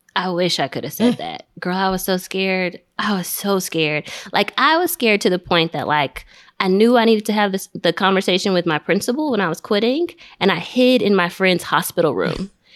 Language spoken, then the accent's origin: English; Nigeria; I'm Nigerian.